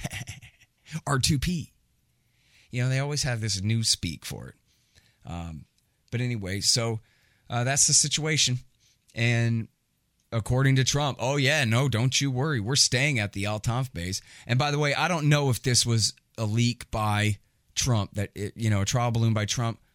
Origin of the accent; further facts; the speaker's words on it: Texas, United States; I'm from Texas